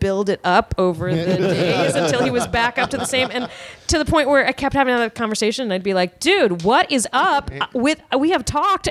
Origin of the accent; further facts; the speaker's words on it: Richmond, Virginia, United States; Yes. I'm from Richmond.